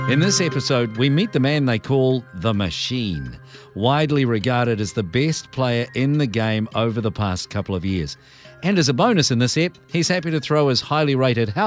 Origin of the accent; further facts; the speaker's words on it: New York, United States; moved away as an adult; now in Florida, United States; Oh, so I actually grew up in New York. I am not a native Floridian.